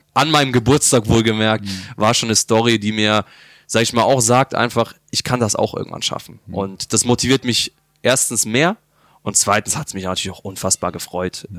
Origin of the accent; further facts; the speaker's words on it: Bavaria, Germany; moved away as an adult; now in Bochum, Germany; ich komme aus Bayern ähm, als kleines Kind.